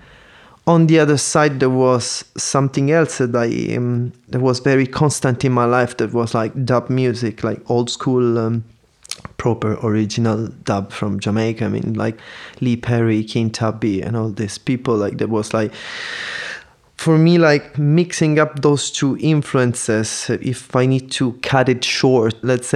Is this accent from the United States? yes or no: no; Palermo, Sicily, Italy; moved away as an adult; also born or lived in Paris; now in Berlin, Germany; I was born and I grew up in Sicily